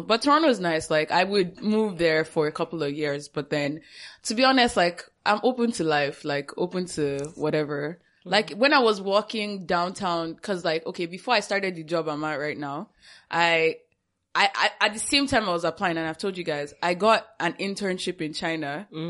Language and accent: English; Nigeria; moved away as an adult; also born or lived in Togo; now in Canada; Because right now all of us here are in Canada, right? Mm-hmm. And we basically grew up most of our lives, I guess, in Nigeria.